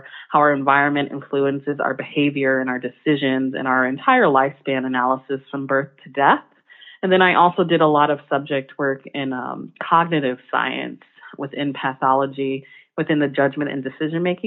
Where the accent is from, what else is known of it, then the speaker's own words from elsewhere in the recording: New Jersey, United States; moved away as an adult; also born or lived in the South; now in Chicago, United States; I'm from New Jersey, came back to New Jersey, and I happened to attend a public school down the street